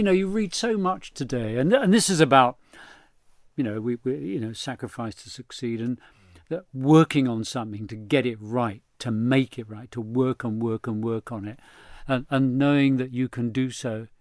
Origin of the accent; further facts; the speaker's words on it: London, United Kingdom; my parents were Irish and they met here in London